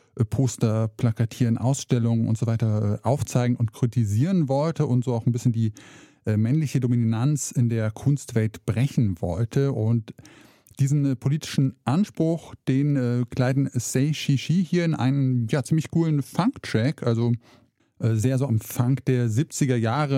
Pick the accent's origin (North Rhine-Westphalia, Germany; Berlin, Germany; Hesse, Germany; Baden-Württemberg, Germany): Hesse, Germany; rural; born or raised there; moved away as an adult; now in Saxony, Germany